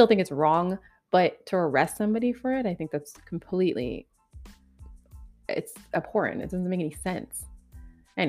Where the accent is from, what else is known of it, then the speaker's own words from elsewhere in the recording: Canada; now in Ontario, Canada; being a Canadian, thank God I live in Ontario